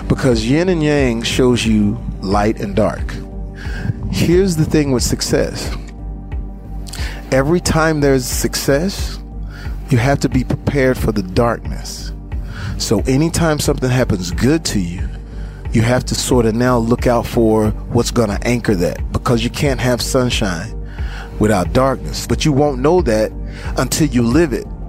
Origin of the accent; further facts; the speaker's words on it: Terrell, Texas, United States; moved away; is Terrell, Texas. Never left that. Never forget that I'm from